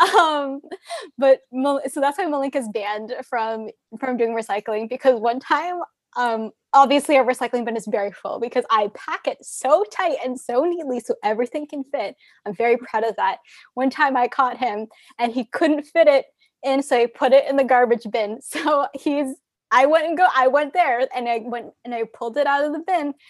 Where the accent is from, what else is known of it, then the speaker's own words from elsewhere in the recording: Arizona, United States; growing up in Arizona, we had a lot of landfills